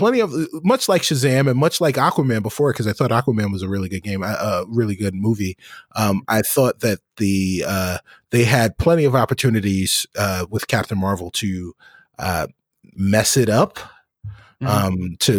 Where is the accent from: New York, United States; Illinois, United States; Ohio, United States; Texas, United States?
New York, United States; As if those of you don't know, I am a New Yorker born and bred, and bleed New York teams.